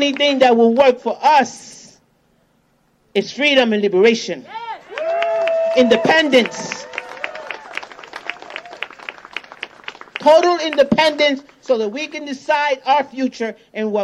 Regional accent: Puerto Rico; moved away; I come from Borinquen, a.k.a. Puerto Rico

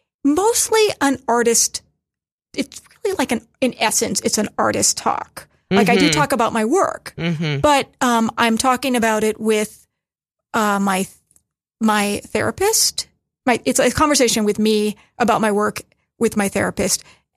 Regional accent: Maryland, United States; I grew up in Maryland.

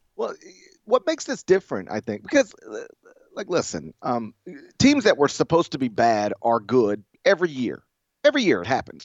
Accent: Mississippi, United States; I'm from Mississippi

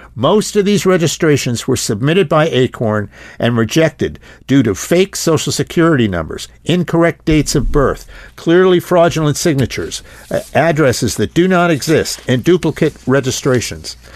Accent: Pennsylvania, United States; my home state of Pennsylvania

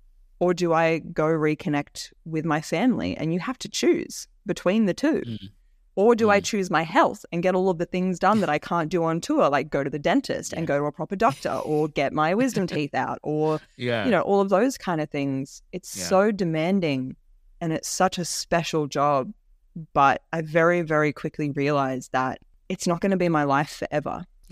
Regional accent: Orange, New South Wales, Australia; child me growing up in Orange couldn't even imagine.

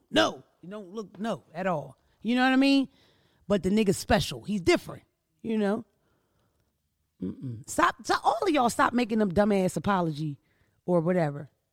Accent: Philadelphia, Pennsylvania, United States; also born or lived in Wilmington, Delaware; We're from the East Coast. We're from Philadelphia

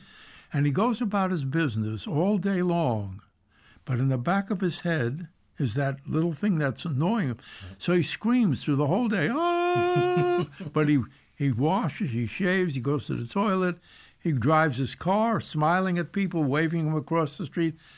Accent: New York City, New York, United States; I was born and raised in the Bronx, New York

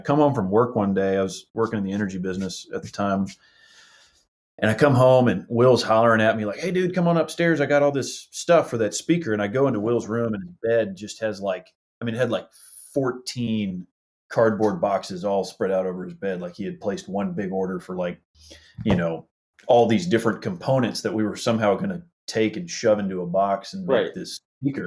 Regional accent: Houston, Texas, United States; We are all from Houston

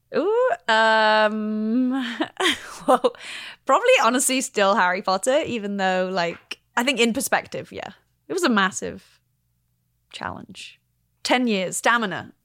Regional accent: London, United Kingdom; I'm a Londoner, grew up in London

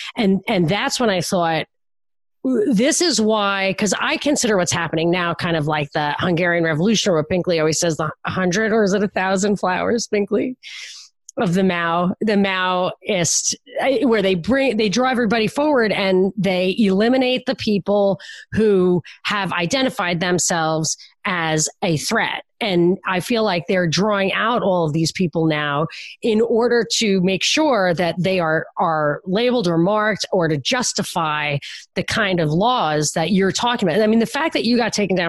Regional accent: Brooklyn, New York, United States; I'm from Brooklyn

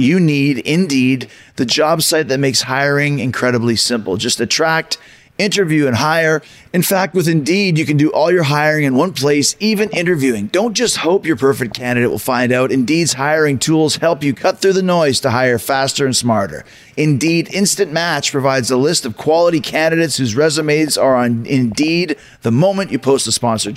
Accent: Canada; growing up in Canada

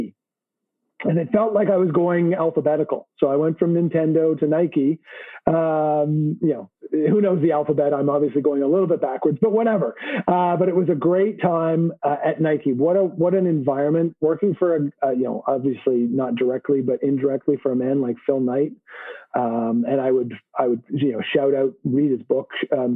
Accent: Montreal, Quebec, Canada; moved away as an adult; also born or lived in Vancouver, British Columbia; I'm a Canadian. I was born and raised in Montreal, a bilingual

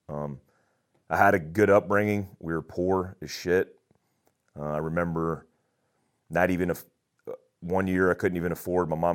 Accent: Daytona Beach, Florida, United States; also born or lived in Germany; I grew up in Daytona Beach, Florida for the most part. And I say for the most part because I, I was all over the place.

